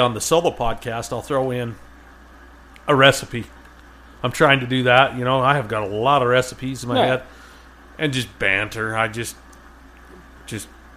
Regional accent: Utah, United States; I'm from Utah

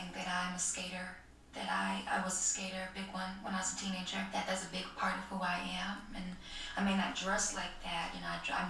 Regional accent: New York City, New York, United States; I'm from Harlem. In Harlem, we wear Pele's and BB belts

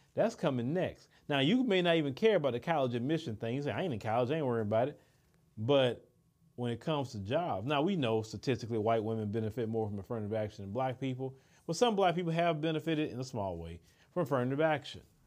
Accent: Port Arthur, Texas, United States; growing up in Port Arthur, where I'm from

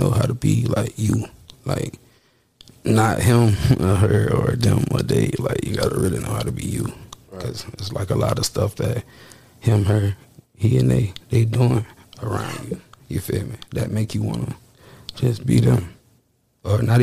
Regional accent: Jacksonville, Florida, United States; I'm from Duval.

